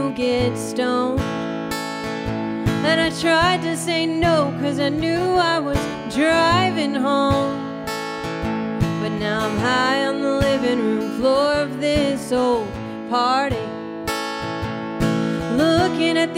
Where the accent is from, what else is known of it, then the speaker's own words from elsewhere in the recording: Arkansas, United States; moved away as an adult; now in Nashville, United States; I'm originally from Arkansas, but I moved to Nashville